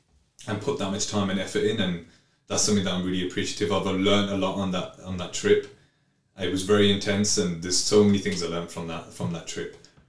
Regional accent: Birmingham, West Midlands, United Kingdom; Birmingham's home, man.

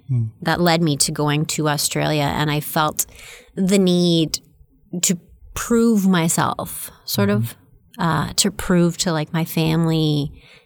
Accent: Stratford, Ontario, Canada; we grew up in Stratford.

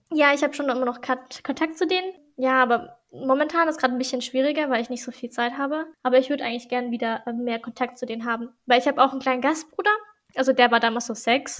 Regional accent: Germany; also born or lived in Brazil; was ich halt nicht gekannt habe als Deutsche

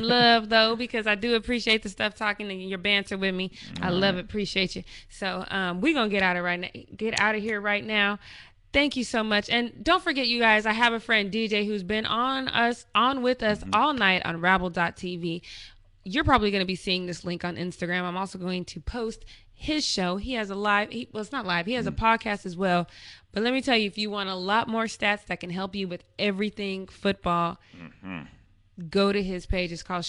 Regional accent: Denver, Colorado, United States; I grew up in Denver.

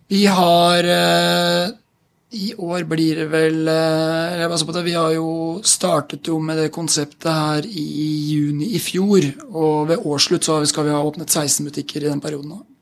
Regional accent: Fredrikstad, Østfold, Norway; moved away as an adult; also born or lived in Mannheim, Germany / Basel, Switzerland; now in Oslo, Norway; jeg vokste opp i Fredrikstad.

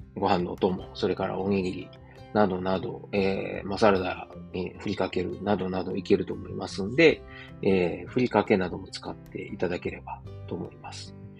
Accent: Osaka, Japan; moved away as an adult; now in Germany; 自分の実家であるですね、駒川あずまや、はい、親父とおかんがやってる、えー、大阪駒川いうところ

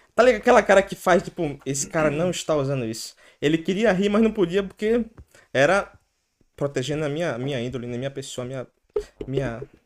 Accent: Recife, Pernambuco, Brazil; moved away as an adult; now in Ireland; Eu sou branco, pô, eu sou de Recife

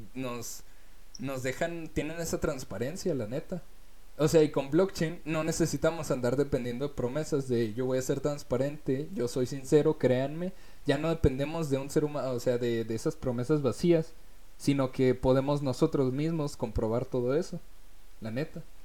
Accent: Mexico; born or raised there

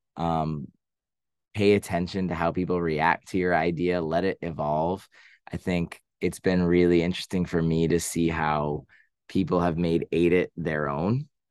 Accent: Boston, Massachusetts, United States; now in New York City, United States; I am from Boston.

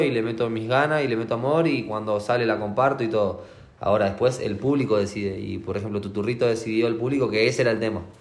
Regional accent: Argentina; Yo soy de Argentina

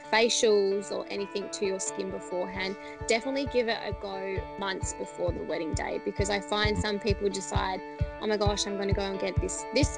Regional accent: Adelaide, South Australia, Australia; moved away as an adult; now in Melbourne, Australia; I'm actually originally from Adelaide, so I moved over to Melbourne

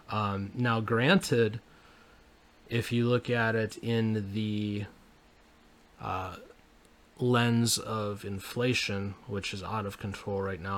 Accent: Michigan, United States; I grew up in Michigan

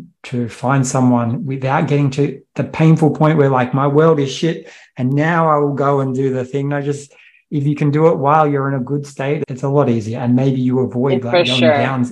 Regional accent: Australia; I'm from Australia

